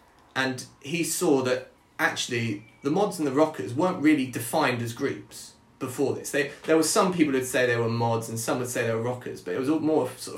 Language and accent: English; Brighton, South East England, United Kingdom; we're both from Brighton